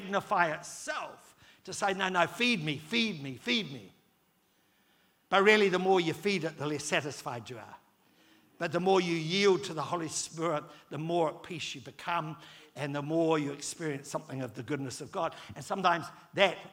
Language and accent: English; New Zealand; I'm a fifth generation New Zealander